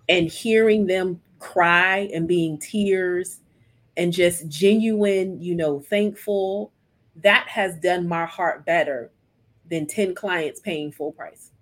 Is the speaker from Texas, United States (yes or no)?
no; Mississippi, United States; moved away as an adult; now in Columbia, United States; we're from Mississippi, and so when I relocated